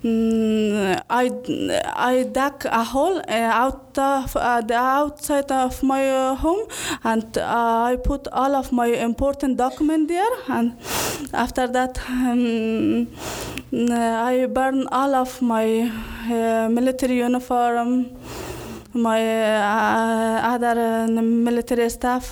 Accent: Kabul, Afghanistan; moved away as an adult; also born or lived in Parwan province, Afghanistan; now in United States; I was born at Parwan province, but I grew up the capital of Afghanistan in Kabul

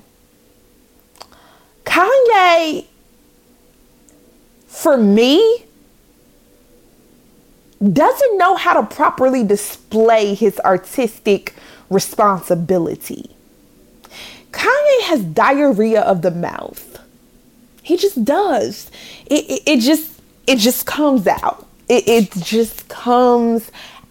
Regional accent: Chicago, Illinois, United States; I'm from the Chi, raised in the Chi.

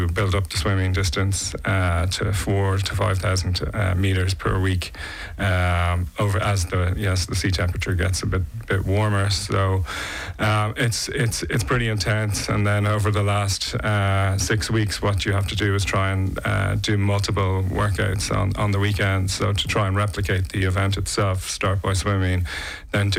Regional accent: Dublin, Leinster, Ireland; moved away as an adult; now in Nice, France; I'm originally from Dublin, Ireland, and I moved to Nice 3 years ago

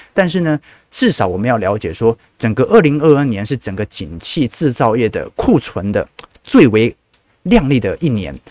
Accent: Taiwan; 我们台湾人

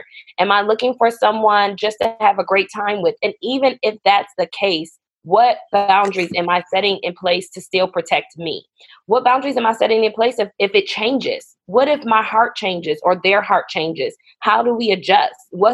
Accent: Buffalo, New York, United States; moved away as an adult; also born or lived in North Carolina; we're originally from Buffalo, New York.

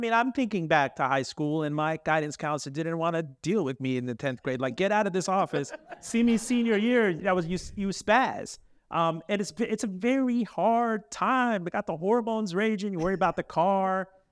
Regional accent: Miami, Florida, United States; I grew up in Miami. I'm a Miami kid, child of the eighties there

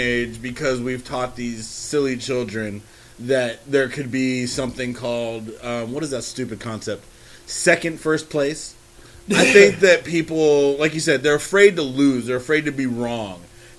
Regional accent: California, United States; this is probably mostly because I come from the Bay

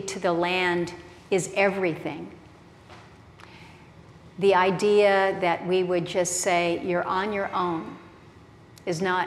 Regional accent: Alaska, United States; I come from Alaska

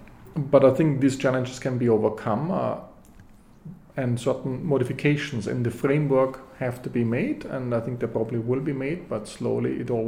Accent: Bavaria, Germany; moved away as an adult; also born or lived in London, United Kingdom; now in Princeton, United States; I grew up in Europe. I grew up in Germany. I also did my PhD in London, in the UK, the London School of Economics.

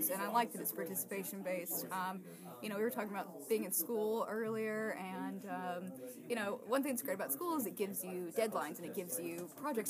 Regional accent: Rossville, Georgia, United States; I was born in Rossville, which is 15 minutes away from here

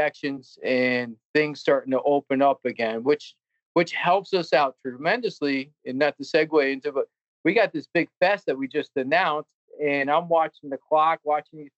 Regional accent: Albany, New York, United States; I grew up in Albany.

